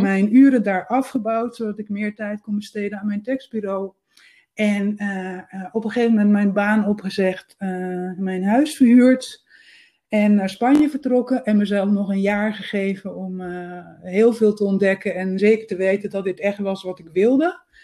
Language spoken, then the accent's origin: Dutch; Netherlands; first language Dutch; moved away as an adult; also born or lived in Amsterdam; now in Spain; ik ben uit Nederland vertrokken in de zomer van 2017